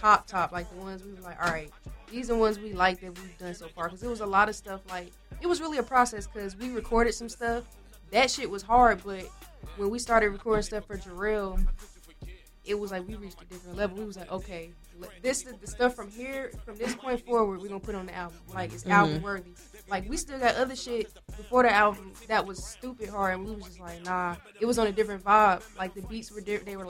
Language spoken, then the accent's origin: English; Charlotte, North Carolina, United States; I'm from Charlotte